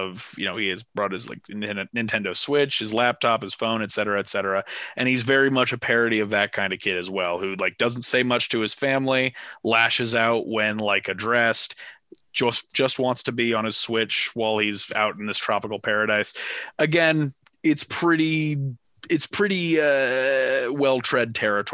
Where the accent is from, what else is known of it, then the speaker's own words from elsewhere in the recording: Manhattan Beach, California, United States; I grew up in Manhattan Beach